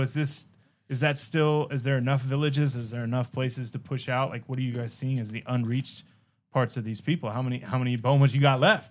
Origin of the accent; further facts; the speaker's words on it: United States; as an American